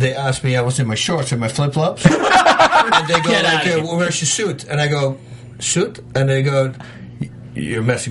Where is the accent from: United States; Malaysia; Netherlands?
Netherlands; moved away; we're from Holland